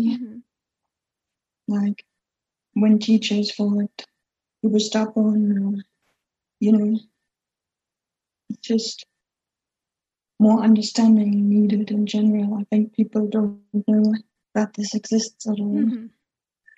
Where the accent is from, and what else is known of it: Germany; born or raised there; first language German; English is a second language; now in United Kingdom